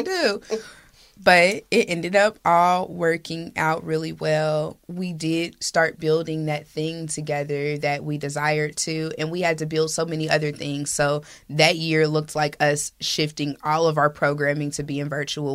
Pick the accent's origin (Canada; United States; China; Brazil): United States; Indianapolis, Indiana; I was born and raised in Hallville and three generations deep in that neighborhood